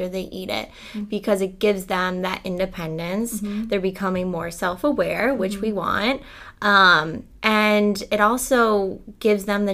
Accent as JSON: {"language": "English", "town": "Cleveland", "region": "Ohio", "country": "United States", "tie": "born or raised there", "said": "in my high school, I'm from Cleveland, and there's a company called Mally's there"}